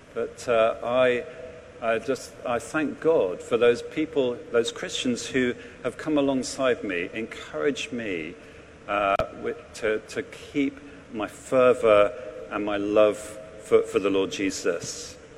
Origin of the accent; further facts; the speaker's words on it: England, United Kingdom; now in London, United Kingdom; as an Englishman